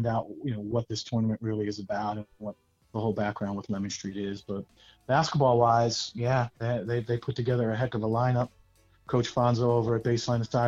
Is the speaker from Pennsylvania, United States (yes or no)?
no; New Jersey, United States; moved away as an adult; now in Georgia, United States; I'm actually from New Jersey